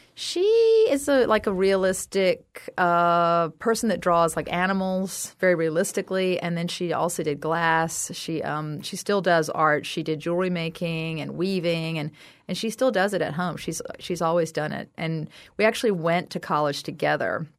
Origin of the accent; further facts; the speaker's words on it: South Carolina, United States; I'm from South Carolina.